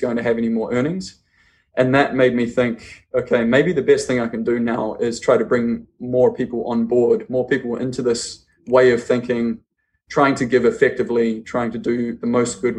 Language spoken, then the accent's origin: English; New Zealand; I'm from New Zealand. I grew up actually on a farm in the middle of nowhere in New Zealand